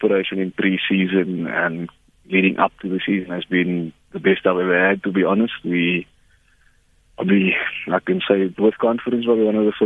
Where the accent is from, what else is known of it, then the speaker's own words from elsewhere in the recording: Paarl, Western Cape, South Africa; moved away as an adult; now in Bloemfontein, South Africa; I'm from Paarl originally. I've been in Bloemfontein for about 3 years now already.